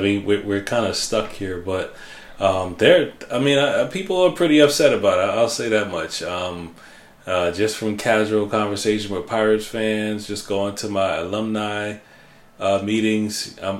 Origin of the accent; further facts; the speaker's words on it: New Jersey, United States; moved away; everybody knows I'm from Jersey